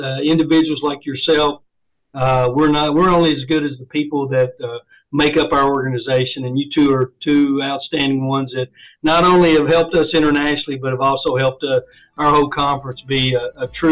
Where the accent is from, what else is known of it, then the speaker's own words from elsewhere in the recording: Kentucky, United States; moved away as an adult; now in Indianapolis, United States; my home state in Kentucky